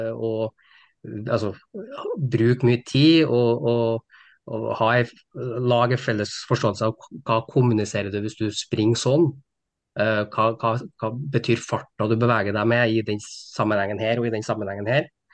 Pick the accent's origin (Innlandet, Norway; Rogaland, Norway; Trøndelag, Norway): Trøndelag, Norway; Steinkjer; moved away as an adult; now in Trondheim, Norway; Jeg er fra Steinkjer, så jeg er inntrønder, men har bodd egentlig hele mitt voksne liv i, i Trondheim